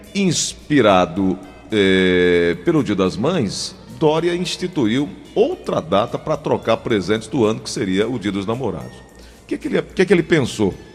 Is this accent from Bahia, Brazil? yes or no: no; Cajazeiras, Paraíba, Brazil; onde eu nasci, Cajazeiras